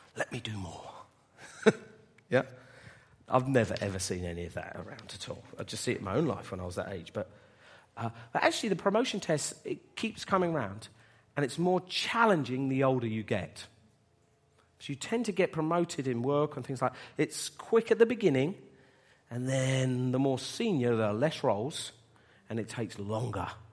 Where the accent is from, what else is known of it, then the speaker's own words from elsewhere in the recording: Bedford, East of England, United Kingdom; moved away as an adult; We were gonna move, uh, away from Bedford, which is my hometown.